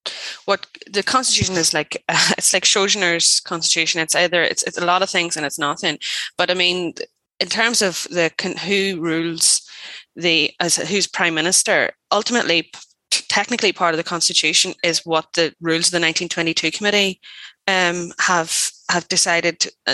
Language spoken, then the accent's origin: English; Ireland; because the UK is me and I'm Irish. So yeah.